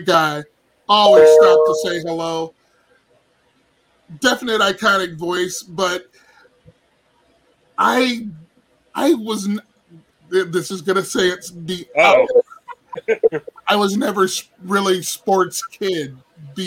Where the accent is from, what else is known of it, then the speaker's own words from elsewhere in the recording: Euclid, Ohio, United States; also born or lived in Cleveland, Ohio; growing up in Euclid